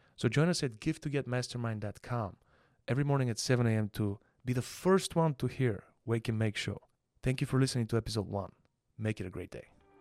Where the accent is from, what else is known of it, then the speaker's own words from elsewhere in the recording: Panagyurishte, Pazardzhik Province, Bulgaria; also born or lived in Plovdiv, Bulgaria; Born in the city of Plovdiv, which is the second largest city in Bulgaria. I was raised in Panagirište, though.